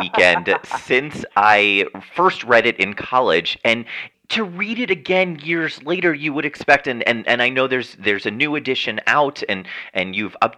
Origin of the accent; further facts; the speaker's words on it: Montvale, New Jersey, United States; The last exit on the parkway, Montvale, New Jersey, the last one before you get to New York